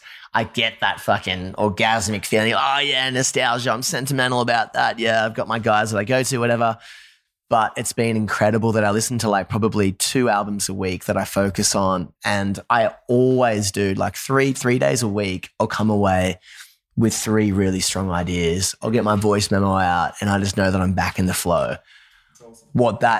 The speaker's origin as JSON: {"language": "English", "town": "Newcastle", "region": "North East England", "country": "United Kingdom", "tie": "born or raised there", "moved": "yes", "lives_now": "Nashville, United States", "said": "I grew up in Newcastle, drums, bass, guitar, screaming vocals."}